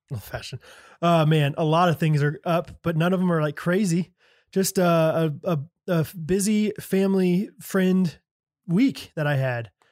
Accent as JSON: {"language": "English", "region": "Midwest", "country": "United States", "said": "I'm from the Midwest"}